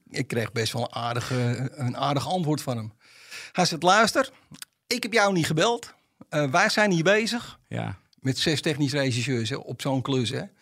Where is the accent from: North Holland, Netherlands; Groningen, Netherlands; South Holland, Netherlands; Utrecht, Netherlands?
North Holland, Netherlands; Amsterdam; En moet je voorstellen, als Amsterdammer loop je altijd alleen